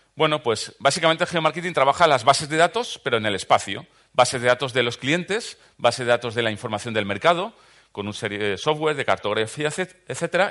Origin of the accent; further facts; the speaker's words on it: Valencian Community, Spain; soy valenciano, de los del Caloret